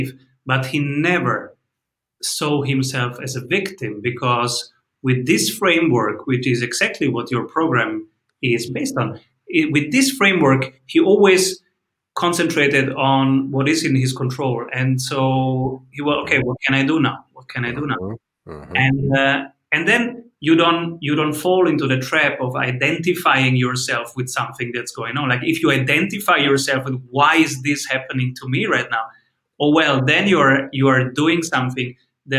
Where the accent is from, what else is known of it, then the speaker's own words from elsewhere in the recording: Rome, Lazio, Italy; I was born in Rome